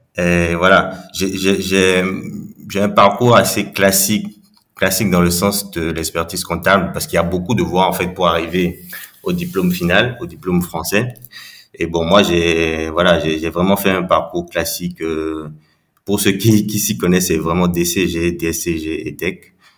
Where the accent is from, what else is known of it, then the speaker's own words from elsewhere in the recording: Cotonou, Littoral, Benin; j'ai grandi donc à, je suis né au Bénin à, Cotonou